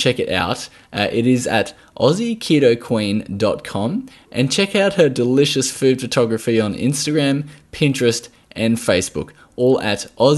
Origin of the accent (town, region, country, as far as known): Australia